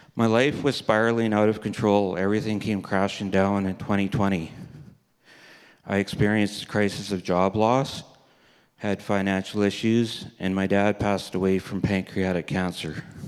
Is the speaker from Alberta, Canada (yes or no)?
yes; Red Deer, Alberta, Canada; also born or lived in Kindersley, Saskatchewan / Three Hills, Alberta / Vermilion, Alberta; I was born in Kindersley, Saskatchewan. My parents, sister, and I moved to Red Deer, Alberta when I was a babe. I grew up in Red Deer, Alberta